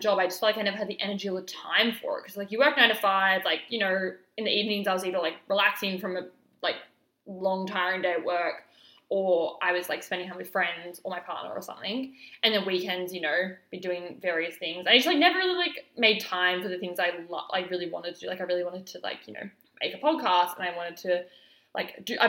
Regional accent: Alice Springs, Northern Territory, Australia; moved away; I actually moved back to my hometown of Alice Springs at the end of 2020 for a couple of months

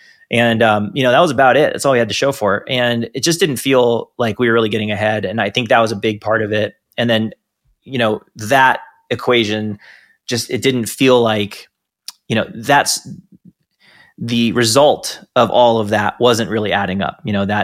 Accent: San Diego, California, United States; I knew that place growing up. I was born in San Diego. I lived there a bunch of different times.

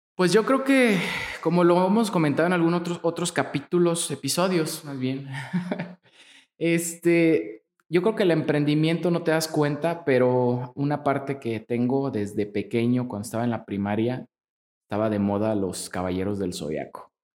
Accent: Apatzingán, Michoacán, Mexico; moved away as an adult; now in Morelia, Mexico; yo soy nacido de, en Apatzingán, Michoacán

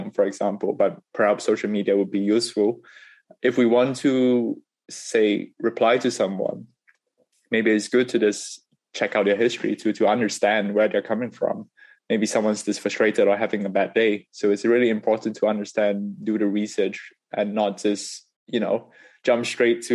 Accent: Singapore; moved away; also born or lived in United Kingdom; Growing up in Singapore and afterwards in the UK

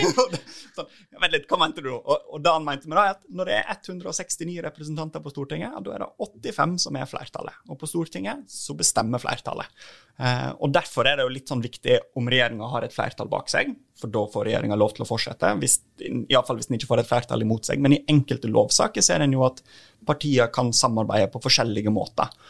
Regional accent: Norway; Jeg kommer fra en typisk distriktskommune der vi trenger at flere har lyst til å bo og bygge

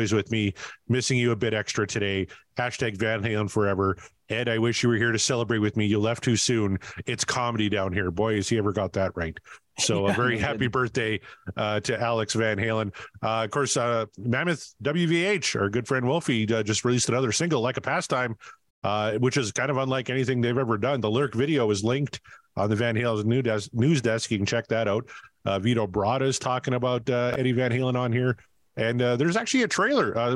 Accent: Canada; I'm Canadian

